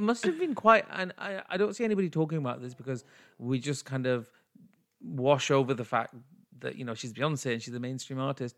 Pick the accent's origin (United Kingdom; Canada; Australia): United Kingdom; I'm British Asian